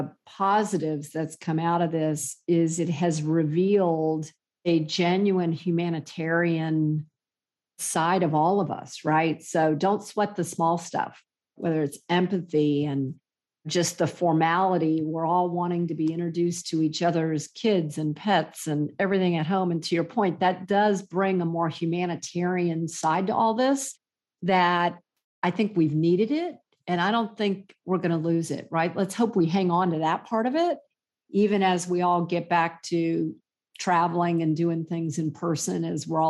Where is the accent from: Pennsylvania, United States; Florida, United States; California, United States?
Florida, United States; I grew up in Florida, so not Fort Myers